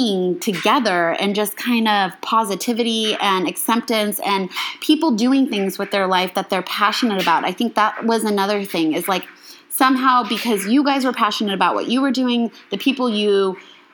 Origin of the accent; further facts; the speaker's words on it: Arizona, United States; moved away; also born or lived in Chicago; I did not grow up in Chicago, and I was this girl from Arizona